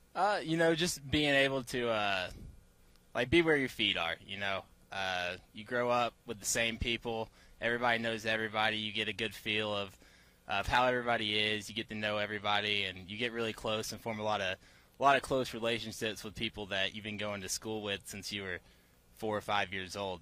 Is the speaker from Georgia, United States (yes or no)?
yes; Williamson, Georgia, United States; also born or lived in Stockbridge, Georgia; I'm from Pike County, Georgia, a little town of Williamson.